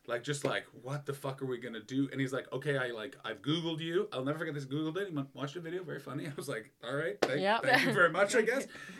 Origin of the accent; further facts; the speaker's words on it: Canada; moved away as an adult; now in Los Angeles, United States; He's like, where are you from? And I'm like, Canada.